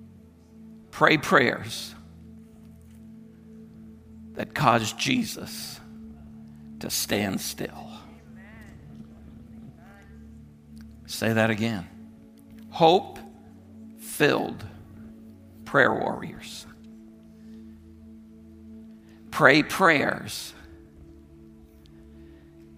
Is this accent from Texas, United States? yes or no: no; Vermont, United States; moved away; we're originally from Vermont. We grew up in Vermont.